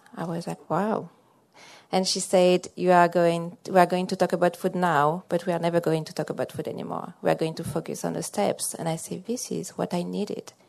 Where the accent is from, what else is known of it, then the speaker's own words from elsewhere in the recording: France; also born or lived in central Massachusetts; now in Massachusetts, United States; I'm from uh, central Massachusetts, but I'm originally from France.